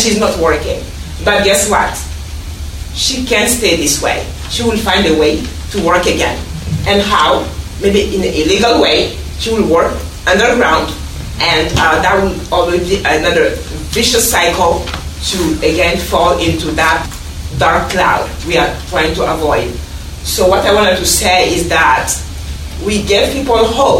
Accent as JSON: {"language": "English", "country": "Guinea", "also_born_or_lived": "Kenya", "moved": "yes", "lives_now": "Washington, D.C., United States", "said": "I'm from Guinea, and all my life I was working"}